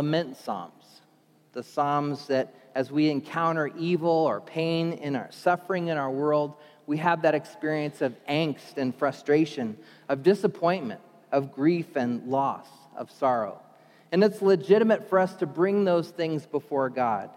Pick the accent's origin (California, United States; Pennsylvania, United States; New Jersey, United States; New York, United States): New Jersey, United States; moved away; I was born in Jersey, New Jersey